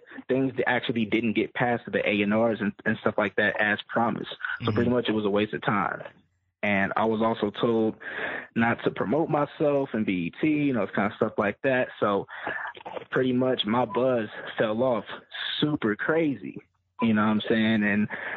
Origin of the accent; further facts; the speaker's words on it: San Diego, California, United States; I'm from San Diego, California